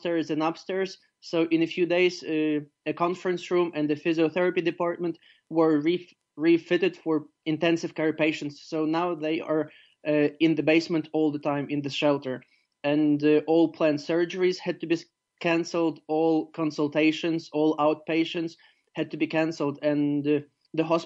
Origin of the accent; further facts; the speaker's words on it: Ivano-Frankivsk, Ivano-Frankivsk Oblast, Ukraine; my hometown, Ivano-Frankivsk